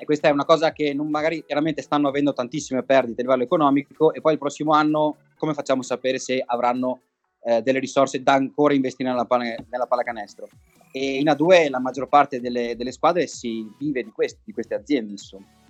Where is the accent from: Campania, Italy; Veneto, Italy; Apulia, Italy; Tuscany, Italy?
Veneto, Italy; Treviso; io, eh, con le altre due persone che abbiamo iniziato siamo di Treviso